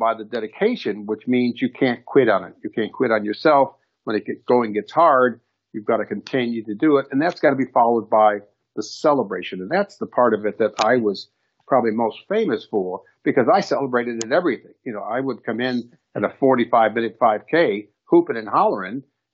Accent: Chicago, Illinois, United States; I grew up in Chicago

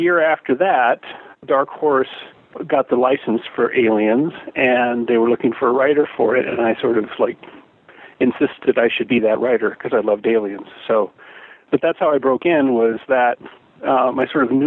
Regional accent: Portland, Oregon, United States; moved away as an adult; also born or lived in Los Angeles; I grew up in Portland, Oregon, and so in Oregon in the 70s when I was growing up

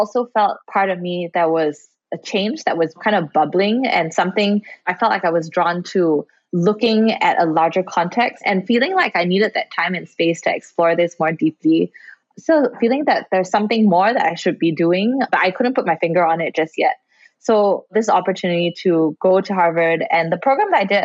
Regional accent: Singapore; especially growing up in Singapore and Asia

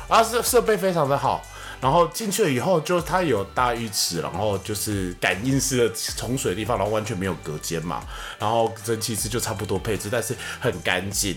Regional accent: Taiwan; 我们台湾人

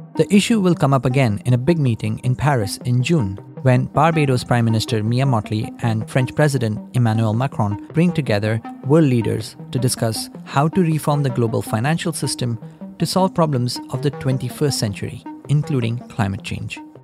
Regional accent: India; moved away; Deepinder and I grew up in India

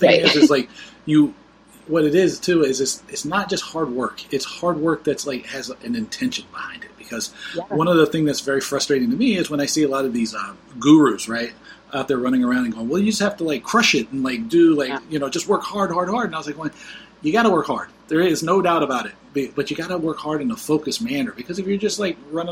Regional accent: Fort Lauderdale, Florida, United States; moved away as an adult; also born or lived in Seattle; I'm a dummy from Fort Lauderdale

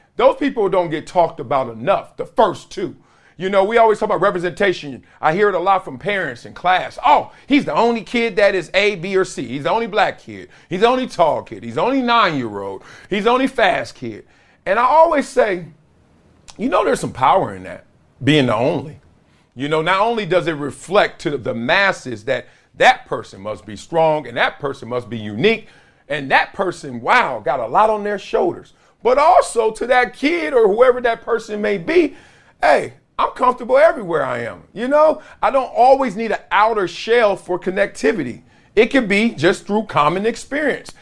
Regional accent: Compton, California, United States; Growing up in Compton

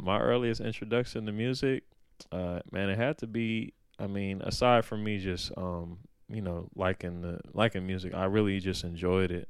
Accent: Oakland, California, United States; I grew up in Oakland

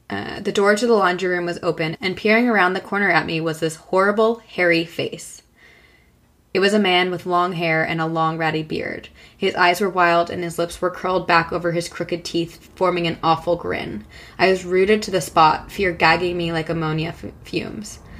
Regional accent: New Rochelle, New York, United States; I grew up on Brookside Place, which is located in a blue collar neighborhood in New Rochelle, New York. It's a small city that sits on the Long Island Sound and touches the North Bronx.

